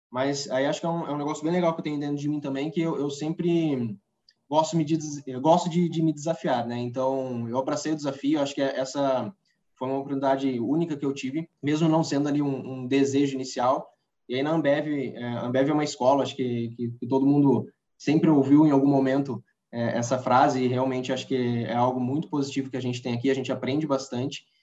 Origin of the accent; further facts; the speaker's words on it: Socorro, São Paulo, Brazil; sou natural aqui de Socorro, de, que é interior de São Paulo